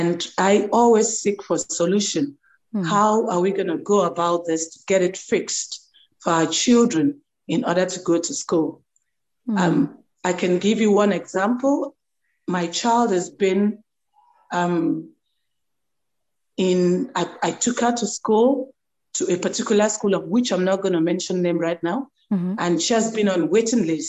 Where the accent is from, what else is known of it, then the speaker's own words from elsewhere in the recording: Nigeria; moved away as an adult; now in South Africa; I'm a Nigerian who lived in South Africa for over 19 years.